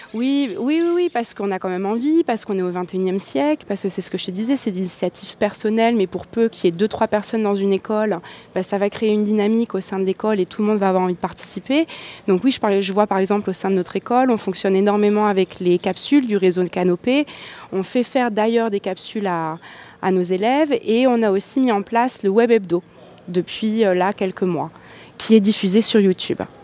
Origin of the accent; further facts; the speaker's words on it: French Polynesia; chez nous, en Polynésie